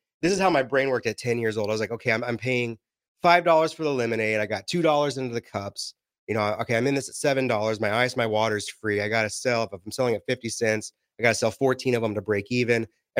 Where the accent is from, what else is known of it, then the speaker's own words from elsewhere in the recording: New Mexico, United States; I grew up in New Mexico for 7 years of my life.